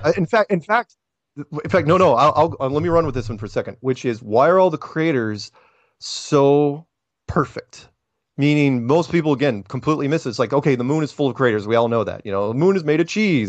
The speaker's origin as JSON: {"language": "English", "country": "United States", "said": "I'm an American"}